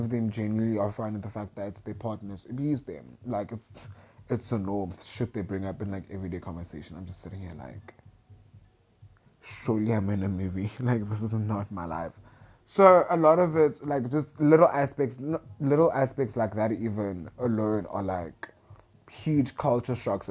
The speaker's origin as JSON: {"language": "English", "town": "Centurion", "region": "Gauteng", "country": "South Africa", "tie": "born or raised there", "also_born_or_lived": "Pretoria", "moved": "as an adult", "lives_now": "Limpopo, South Africa", "said": "I grew up in Centurion. I grew up in Gauteng all my life. I was born, bred there"}